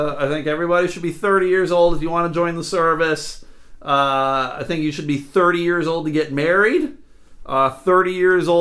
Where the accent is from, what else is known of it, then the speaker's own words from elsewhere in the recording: United States; I grew up near Canada, so we would just go across